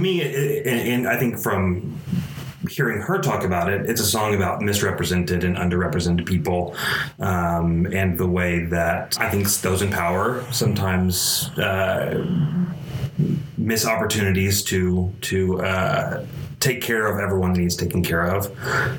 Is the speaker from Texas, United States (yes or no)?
yes; Allen, Texas, United States; moved away as an adult; also born or lived in Corsicana, Texas; now in Waco, United States; moved to North Dallas, Allen, Texas